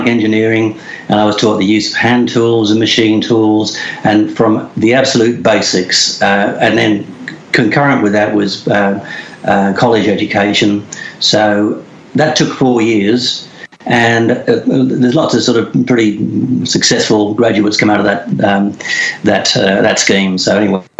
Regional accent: England, United Kingdom; born in England, and when I left school, I went to did an apprenticeship

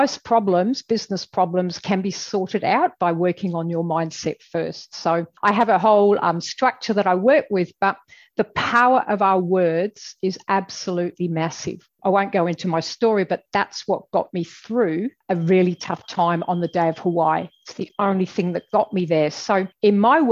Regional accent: England, United Kingdom; moved away as an adult; now in Australia; I'm originally from England, as you'll probably gather by my accent.

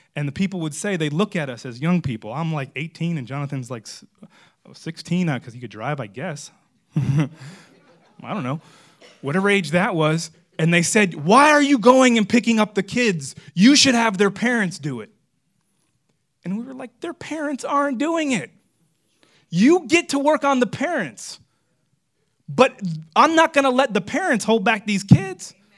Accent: Florida, United States; I'm from Florida

